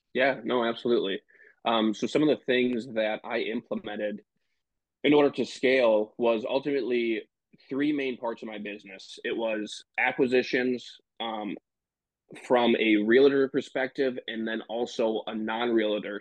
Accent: Michigan, United States; now in Green Bay, United States; I am originally from Michigan uh, live in Green Bay, Wisconsin right now.

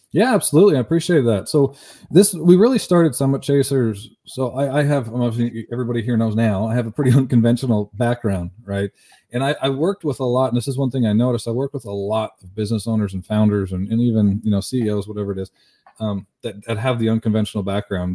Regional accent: Canada; I'm from Canada

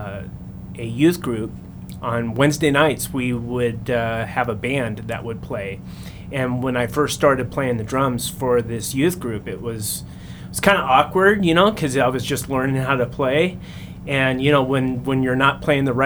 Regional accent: Central California, United States; when I was growing up in Central California

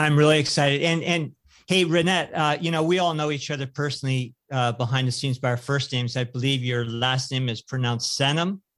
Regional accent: California, United States; I'm a native Californian uh, and, you know, grew up in, uh, you know, ranching communities, more rural California

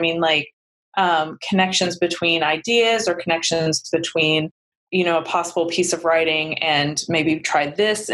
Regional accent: Appalachia, United States; also born or lived in Los Angeles / Ohio / Scotland; the Appalachian Mountains in the United States. And I was like, hey, that's where I'm from.

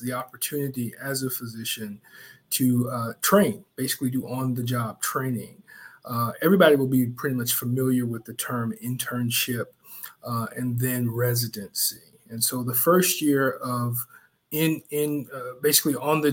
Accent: Augusta, Georgia, United States; my hometown and my home church in Augusta, the Macedonia Church of Augusta

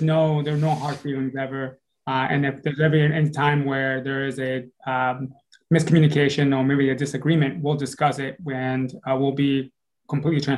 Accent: Providence, Rhode Island, United States; moved away as an adult; also born or lived in Dominican Republic / New Jersey; I lived in, from the age of 9 to the age of 17, I lived in Rhode Island

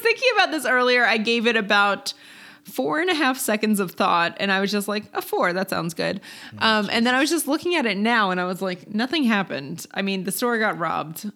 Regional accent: Maryland, United States; I'm from Maryland, which is a big lacrosse state

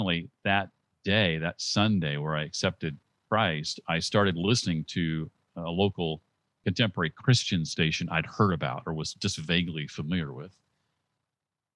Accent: Indianapolis, Indiana, United States; moved away as an adult; also born or lived in Muncie, Indiana; now in Tennessee, United States; I grew up in Indianapolis, Indiana

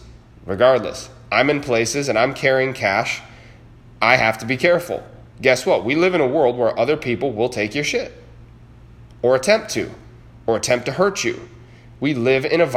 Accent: New York, United States; In New York State, my home state

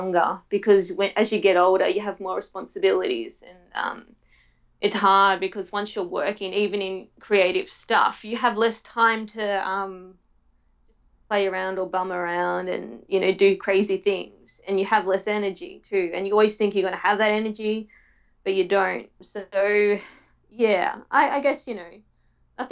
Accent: Tasmania, Australia; I grew up in Tasmania

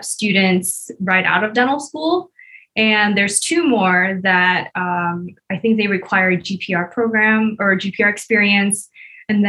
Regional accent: Bay Area, California, United States; moved away as an adult; now in Las Vegas, United States; I'm originally from the Bay Area in California, but right now I'm in Vegas

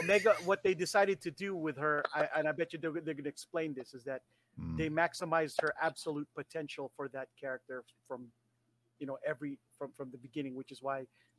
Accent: Japan; because I come from Japan, and in Japan they take things a little bit more seriously.

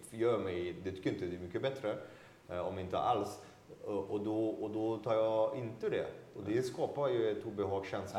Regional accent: France; now in Sweden; Som fransman

